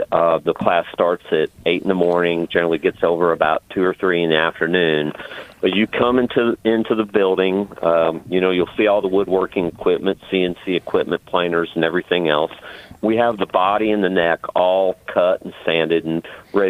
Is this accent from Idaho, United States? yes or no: no; Evansville, Indiana, United States; I'm originally from Evansville, Indiana.